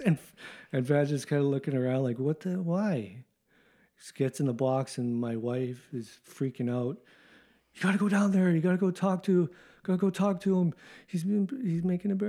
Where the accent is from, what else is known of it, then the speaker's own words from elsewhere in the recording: Canada; moved away as an adult; also born or lived in Japan; I was brought up in Canada playing hockey